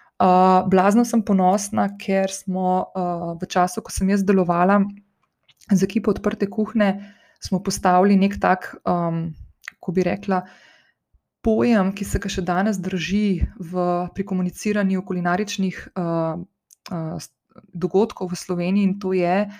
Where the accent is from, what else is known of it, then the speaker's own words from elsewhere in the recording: Slovenia; sem slovenka in da prihajam iz Slovenije